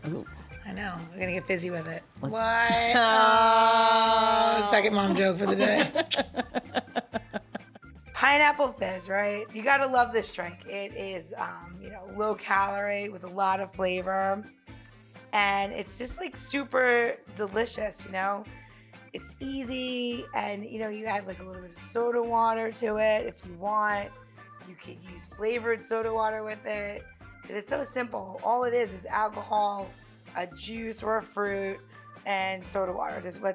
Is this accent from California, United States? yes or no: no; New Jersey, United States; I'm sorry, I don't mean to curse so much, but I'm from Jersey.